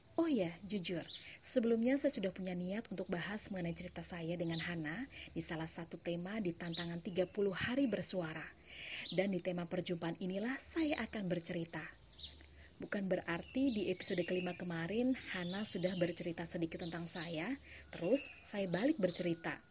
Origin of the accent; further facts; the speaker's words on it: Java, Indonesia; saya orang Jawa